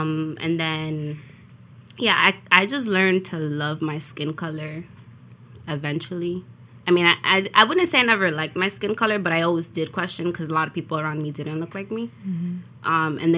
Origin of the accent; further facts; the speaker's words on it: New York City, New York, United States; I'm from Brooklyn.